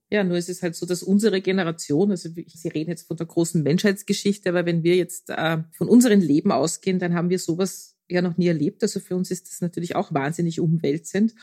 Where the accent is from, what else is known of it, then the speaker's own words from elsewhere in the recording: Austria; bei uns in Österreich